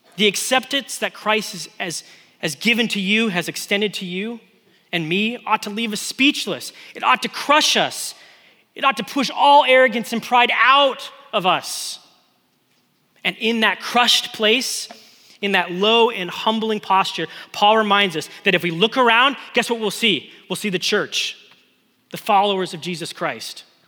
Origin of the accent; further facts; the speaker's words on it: West Coast, United States; moved away; I grew up on the West Coast.